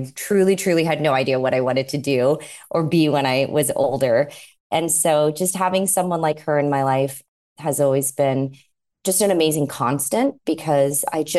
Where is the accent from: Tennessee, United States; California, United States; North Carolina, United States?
California, United States; San Diego; moved away as an adult; now in New York, United States; San Diego is an incredible place to grow up.